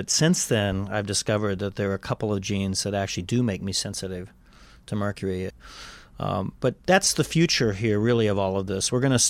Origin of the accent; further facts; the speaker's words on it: Kansas, United States; But when I was growing up in Kansas, they were still spraying this stuff.